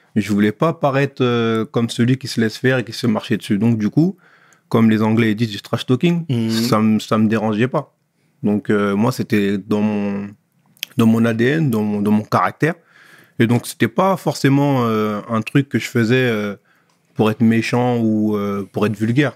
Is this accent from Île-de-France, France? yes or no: yes; Pierrefitte-sur-Seine, Île-de-France, France; also born or lived in Sarcelles; je suis né à Sarcelles, mais euh, j'ai grandi à Pierrefitte